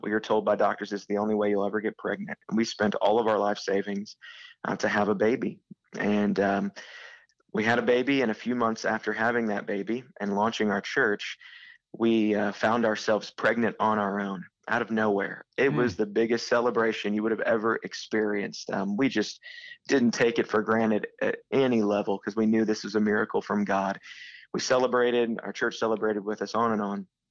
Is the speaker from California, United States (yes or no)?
no; Southeastern Illinois, United States; moved away as an adult; now in St. Louis, United States; I went to be a youth pastor back in my hometown. That burden never left me. And so a couple years into being a youth pastor in Southeastern Illinois